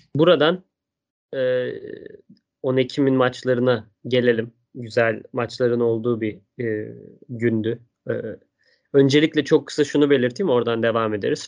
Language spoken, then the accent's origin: Turkish; Stuttgart, Baden-Württemberg, Germany; moved away; Stuttgart'ta benim Şehrim canım benim.